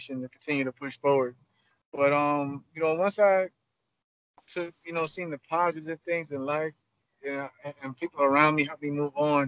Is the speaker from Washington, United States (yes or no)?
no; Long Island, New York, United States; born and raised in Long Island, New York